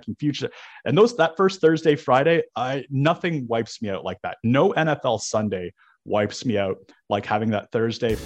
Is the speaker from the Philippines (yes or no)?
no; Toronto, Ontario, Canada; moved away; I'm originally from Toronto